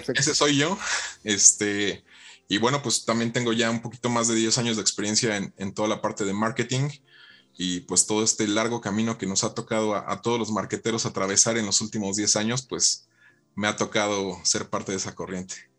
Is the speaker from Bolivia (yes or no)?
no; Mexico; parte de la educación que, hemos tenido como mexicanos